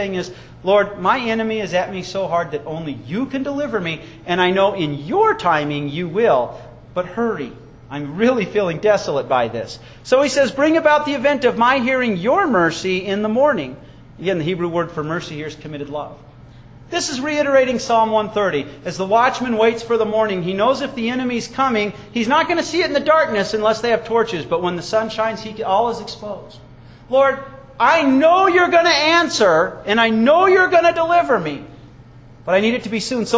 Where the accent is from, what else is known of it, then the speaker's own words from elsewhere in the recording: Wyoming, United States; I was raised in Wyoming